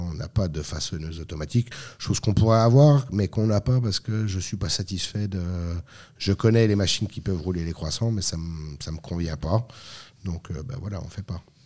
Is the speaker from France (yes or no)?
yes; France; moved away as an adult; also born or lived in Lorraine; now in Switzerland; je suis français, donc je suis pas suisse